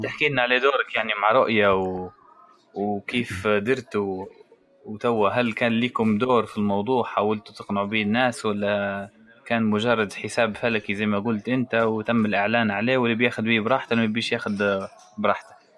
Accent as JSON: {"language": "Arabic", "country": "Libya", "moved": "yes", "lives_now": "Italy", "said": "احنا الليبيين"}